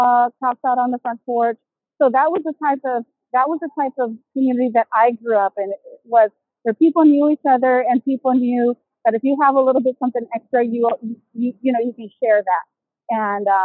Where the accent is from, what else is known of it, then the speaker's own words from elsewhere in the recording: Houston, Texas, United States; moved away; I'm originally from Houston, Texas